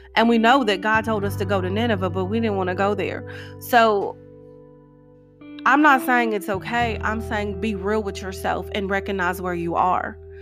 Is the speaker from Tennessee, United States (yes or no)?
yes; Tennessee, United States; moved away as an adult; also born or lived in Nashville, Tennessee / Clarksville, Tennessee; When I first moved back to my home state of Tennessee